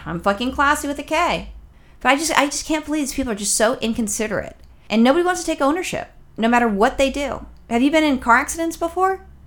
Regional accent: Los Angeles, California, United States; I'm born and raised in Los Angeles

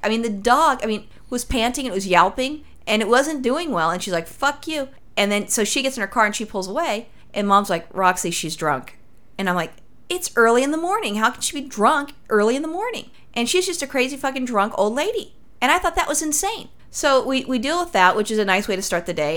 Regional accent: Los Angeles, California, United States; I'm from Los Angeles

